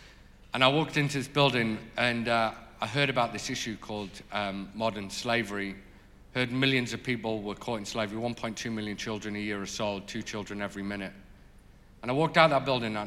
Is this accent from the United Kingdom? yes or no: yes; North East England, United Kingdom; I grew up in the Northeast